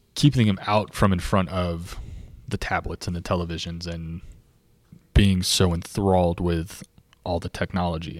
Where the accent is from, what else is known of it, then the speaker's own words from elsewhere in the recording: Clermont, Florida, United States; now in Lakeland, United States; Born and raised in Claremont.